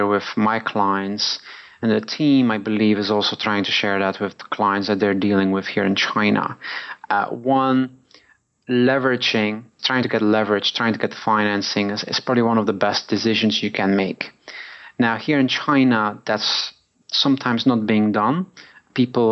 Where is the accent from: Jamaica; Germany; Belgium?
Belgium; moved away as an adult; also born or lived in New York, United States; now in Hong Kong; Originally from Belgium.